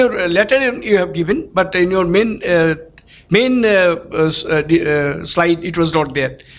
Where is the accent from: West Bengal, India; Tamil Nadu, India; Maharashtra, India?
West Bengal, India; Kolkata; I am from Calcutta.